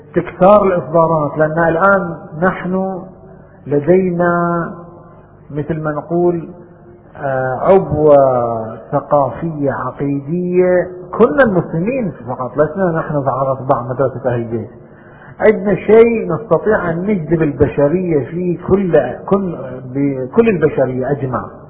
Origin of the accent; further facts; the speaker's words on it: Bahrain; عندنا في البحرين